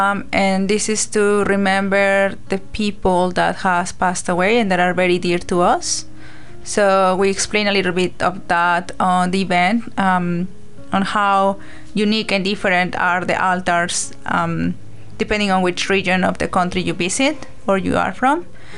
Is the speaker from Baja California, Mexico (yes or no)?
no; Mexico City, Mexico; moved away as an adult; now in New Zealand; I'm from Mexico City. I arrived in New Zealand in May 2019